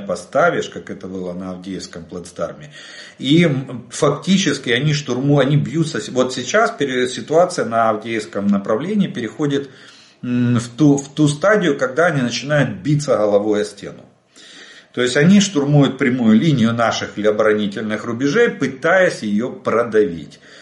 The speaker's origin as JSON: {"language": "Russian", "country": "Ukraine", "said": "мы из Украины."}